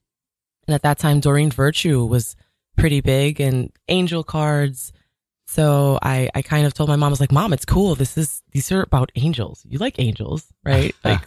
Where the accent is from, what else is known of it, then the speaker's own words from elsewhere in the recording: Jamaica; Growing up in Jamaica, it was very rough and tumble, you know, the avenue, there was a lot of violence and crime.